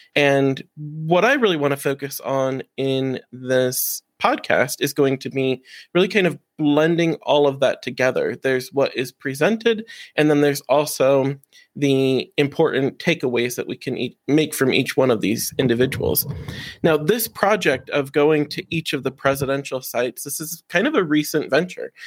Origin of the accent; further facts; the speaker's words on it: Defiance, Ohio, United States; I grew up in Defiance, Ohio